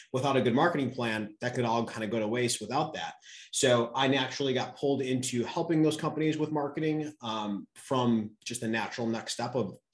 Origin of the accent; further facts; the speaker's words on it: New York, United States; now in Austin, United States; I'm originally from New York